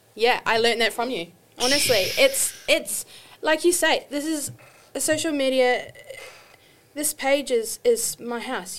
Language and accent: English; New Zealand; moved away as an adult; also born or lived in Australia; now in United States; when I was 25, I moved from New Zealand to Australia